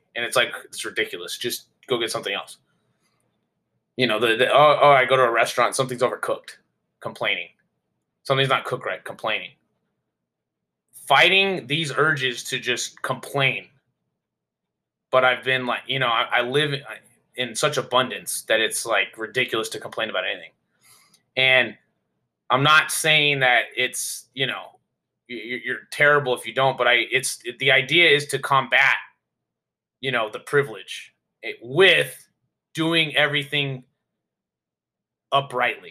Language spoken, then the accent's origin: English; United States; being from the United States